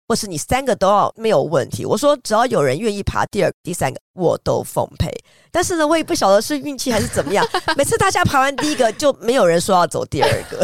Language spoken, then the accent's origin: Chinese; Taiwan; 我们台湾人在亚热带会觉得有点浓